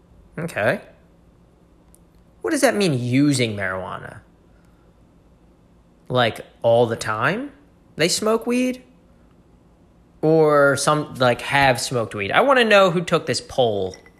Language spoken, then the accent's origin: English; New York, United States; Yeah, I mean, I'm from New York.